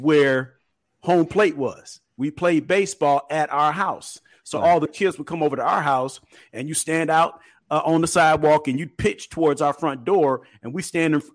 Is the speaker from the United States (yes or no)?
yes; Kankakee, Illinois, United States; I grew up in Kankakee, Illinois